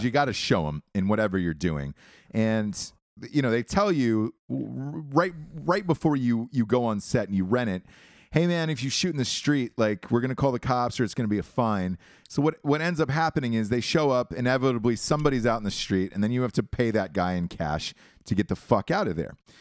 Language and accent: English; Georgia, United States; I'm from Georgia